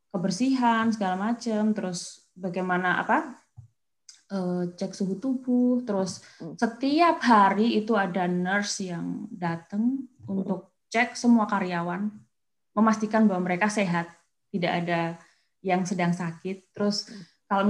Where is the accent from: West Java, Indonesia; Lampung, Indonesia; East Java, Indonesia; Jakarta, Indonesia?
East Java, Indonesia; Kediri; Kediri betul.